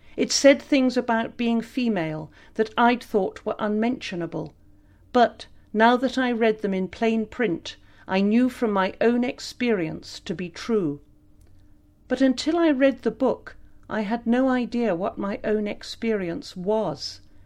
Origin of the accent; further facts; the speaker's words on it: Glastonbury, South West England, United Kingdom; Growing up in Somerset